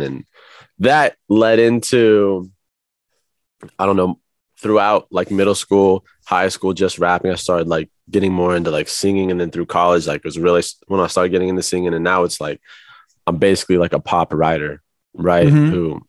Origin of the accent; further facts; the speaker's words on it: Midwest, United States; now in Los Angeles, United States; compared to like, you know, growing up in the Midwest all my life, it was cool.